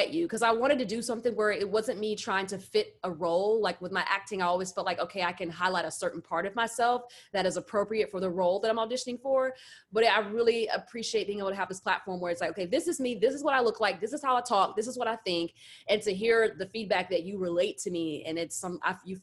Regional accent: the South, United States; I'm from the South.

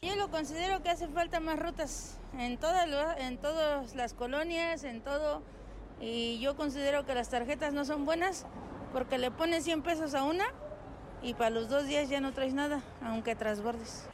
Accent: San José del Alto, Querétaro, Mexico; la comunidad que somos de aquí de San José del Alto

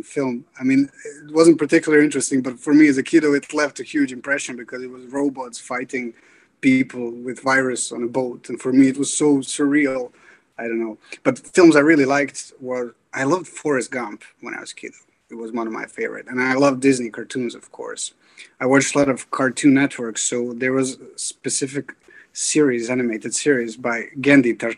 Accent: Bosnia & Herzegovina; now in Dublin, Ireland; I grew up in Bosnia and Herzegovina

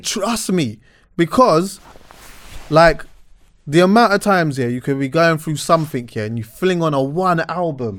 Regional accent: England, United Kingdom; Growing up in England

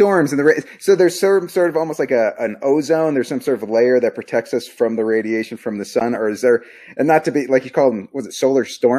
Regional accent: Arizona, United States; I grew up in Arizona

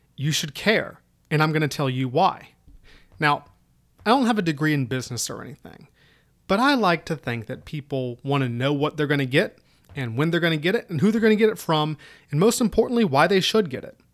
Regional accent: Southwest Virginia, United States; moved away as an adult; also born or lived in Kansas / Georgia / Korea / Middle East; I originally come from Southwest Virginia, right up near the Appalachians. So if my accent sounds weird, mm, that's why

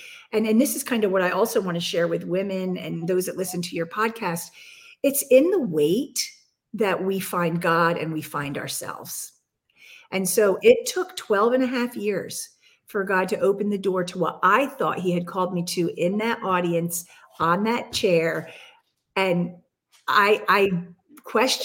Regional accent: Bethlehem, Pennsylvania, United States; my hometown in Bethlehem in Lehigh Valley, Pennsylvania

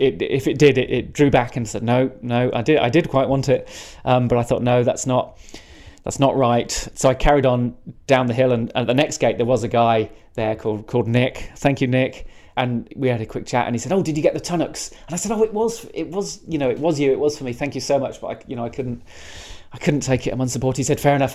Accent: Cotswolds, South West England, United Kingdom; also born or lived in Lydney, Forest of Dean; I, I, grew up mostly in the Cotswolds from, from around the age of 10 anyway, and I was almost born in Wales. I was born in uh, Lydney

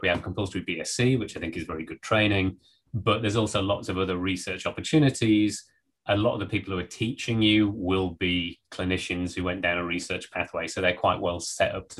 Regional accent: the Northeast, North East England, United Kingdom; moved away as an adult; also born or lived in Norwich / Berkeley, California; I grew up in the Northeast

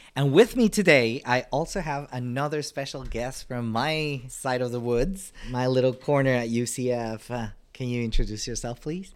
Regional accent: Panama; moved away; I'm originally from Panama

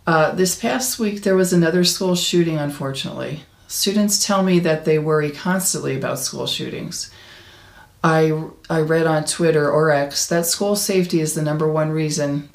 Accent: Arizona, United States; my home state of Arizona

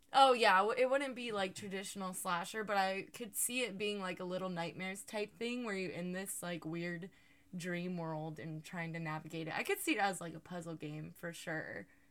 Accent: Georgia, United States; moved away; the booty state where I come from

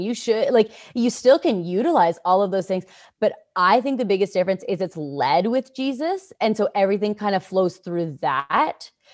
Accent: Canada; I'm from Canada

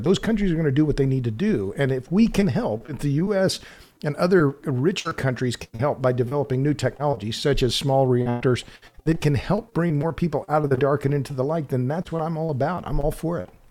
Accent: Oklahoma, United States; I grew up in Oklahoma

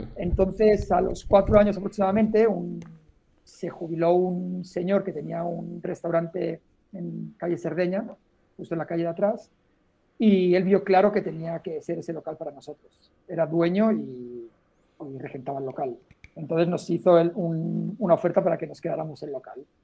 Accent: Molins de Rei, Catalonia, Spain; also born or lived in Poblenou, Barcelona; nací aquí en Barcelona, ahora en un pueblo muy cerca que se llama Molins de Rey

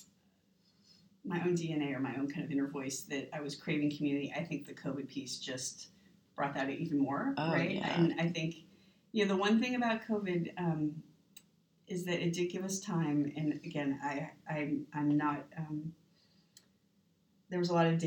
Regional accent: Los Angeles, California, United States; also born or lived in San Francisco / Nevada; I was born in San Francisco, but I really grew up in Los Angeles

